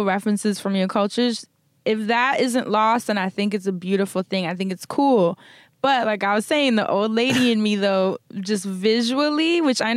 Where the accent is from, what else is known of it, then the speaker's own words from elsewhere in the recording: New York, United States; I'm from New York